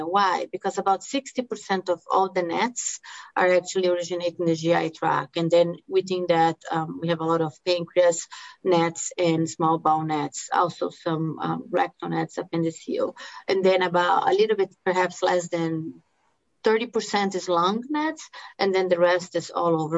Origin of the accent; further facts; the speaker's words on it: Brazil; English is a second language; moved away as an adult; also born or lived in Miami, United States / Los Angeles, United States / Tampa, United States / New Mexico, United States; now in Salt Lake City, United States; the accent that you're hearing is because I uh, I'm from Brazil. I came to US after um, med school